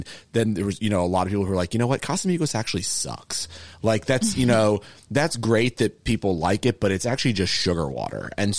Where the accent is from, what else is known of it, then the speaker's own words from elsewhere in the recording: United Kingdom; As a Brit